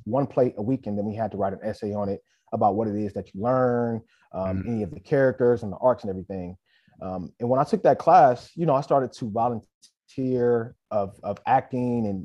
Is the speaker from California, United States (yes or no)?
yes; Inglewood, California, United States; also born or lived in South Central, Los Angeles; I'm from Inglewood, California. I've grown up everywhere in LA, really. So depending on who I speak with, I'll say South Central or I'll say Inglewood